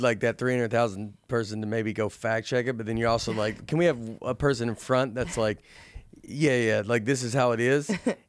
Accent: Tennessee, United States; now in New York, United States; I'm being from Tennessee. When I moved to New York, it was like, I never tried to like, I don't know. I loved being from Tennessee. I loved being at home.

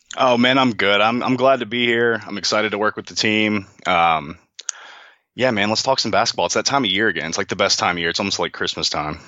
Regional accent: Memphis, Tennessee, United States; I'm from Memphis

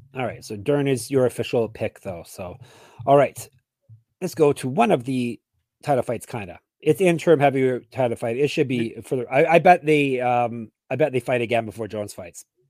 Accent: Canada; I'm Canadian.

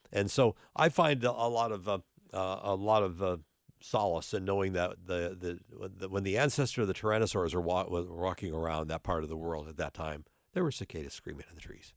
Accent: North Dakota, United States; now in Cincinnati, United States; I'm originally from North Dakota

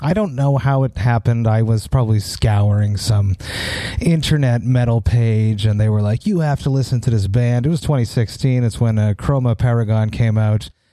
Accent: Montreal, Quebec, Canada; in my hometown of Montreal

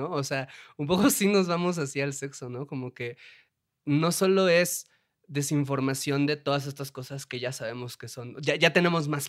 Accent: Puebla, Mexico; aquí el único que salva soy yo, que soy de Puebla, y pues a nosotros sí nos educaron de una manera católica y, este, y de buenas costumbres.

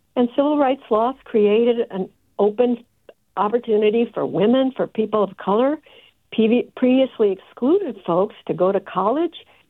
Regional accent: Texas, United States; moved away; I'm originally from Texas

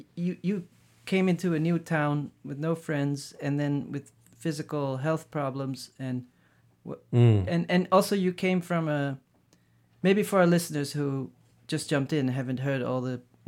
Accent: Maastricht, Limburg, Netherlands; also born or lived in Amsterdam / The Hague; We moved around a bunch, so I was born in Amsterdam, and then age 5 we moved to The Hague, and then age 10 I moved to Maastricht, and then 18 I went to The Hague to art school, then back to Maastricht, just different spots.

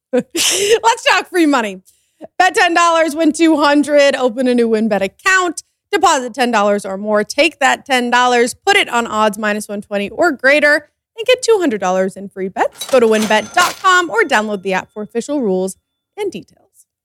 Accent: East Coast, United States; I'm from the East Coast.

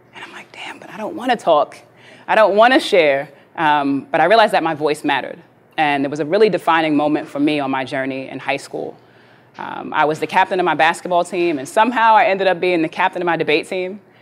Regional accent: New York City, New York, United States; I grew up in New York City, born and raised in the 80s, in the crack era.

